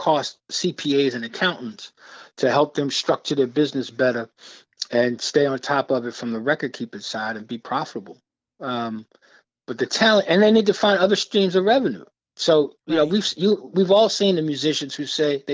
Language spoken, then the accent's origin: English; New York City, New York, United States; I grew up in Brooklyn, New York